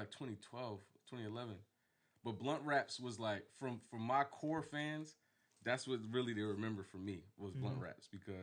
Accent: Virginia Beach, Virginia, United States; 845 Old Clubhouse Road was my address to the house that I pretty much like grew up in. Like, that's when people ask me where I'm from, is I'm from Old Clubhouse Road

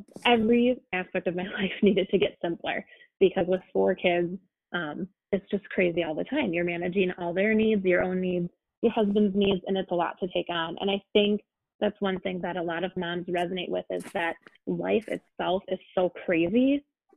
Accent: United States

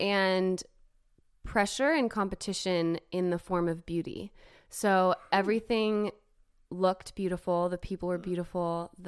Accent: Los Angeles, California, United States; moved away as an adult; also born or lived in Nashville, Tennessee; So I grew up in Los Angeles, California. Started dancing when I was 4.

